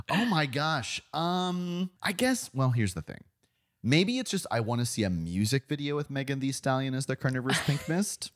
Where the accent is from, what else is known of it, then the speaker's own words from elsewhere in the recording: Florida, United States; I'm from Florida